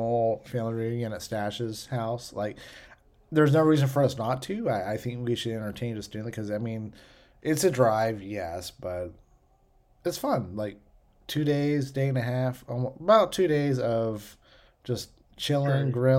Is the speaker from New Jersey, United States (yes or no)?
no; Western Pennsylvania, United States; moved away; Growing up in Western Pennsylvania, people grew rhubarb in their gardens. I grew up with rhubarb pies